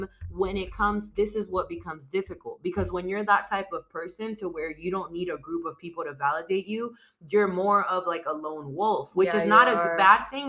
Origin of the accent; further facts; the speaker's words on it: San Diego, California, United States; San Diego was my hometown and it's been my hometown my whole life.